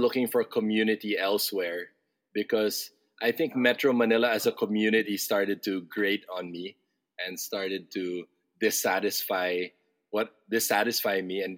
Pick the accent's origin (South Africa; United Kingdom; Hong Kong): Hong Kong; also born or lived in Singapore; I grew up abroad in Hong Kong and Singapore as a kid.